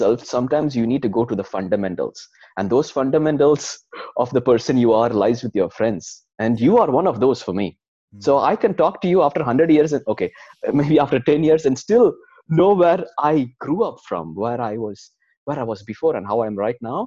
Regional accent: India; moved away as an adult; now in Sweden; we come from India

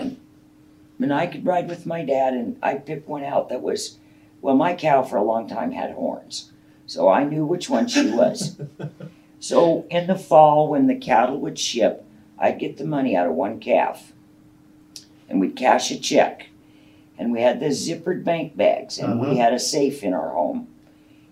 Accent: Montague, United States; I was raised out in Montague

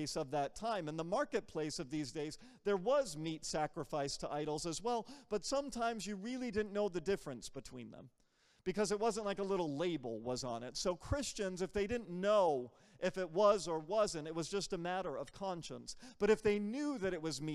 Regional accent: United States; I'm American. Like, I'm from here.

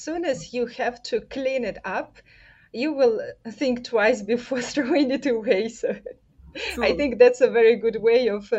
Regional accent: Russia; So I'm from Russia

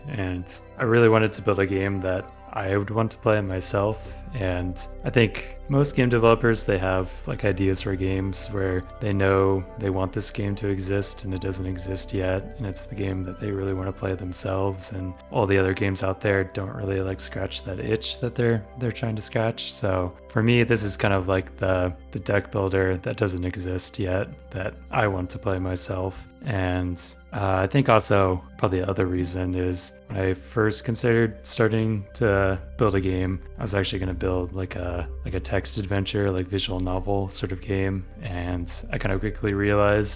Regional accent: United States; now in Scotland, United Kingdom; I'm an American living in Scotland right now

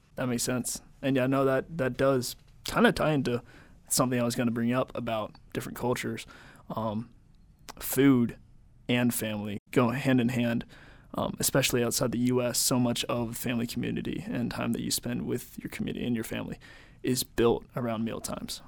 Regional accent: United States; I was raised in America.

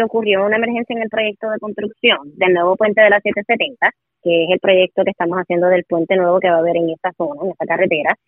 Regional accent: Puerto Rico; usted y yo también pagamos contribuciones y somos ciudadanos de Puerto Rico

